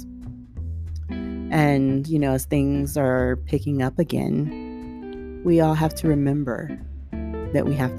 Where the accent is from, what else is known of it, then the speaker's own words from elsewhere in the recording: Southern California, United States; growing up in Southern California